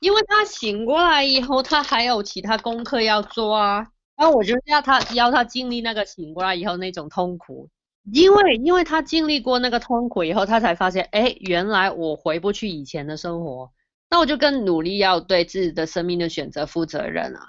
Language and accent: Chinese; Hong Kong; 我来自香港，我现在在香港的一个电台里面工作